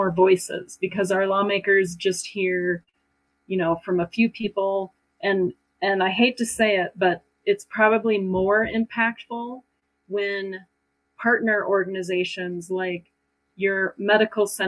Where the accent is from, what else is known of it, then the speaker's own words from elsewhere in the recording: Stillwater, Oklahoma, United States; I'm from Stillwater